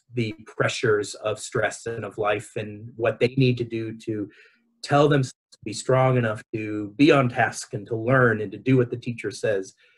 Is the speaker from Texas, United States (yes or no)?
no; Los Angeles, California, United States; accent: Southern California; moved away as an adult; also born or lived in New York City, United States; now in Victoria, Australia; I my accent is from Southern California. I was uh, raised in Los Angeles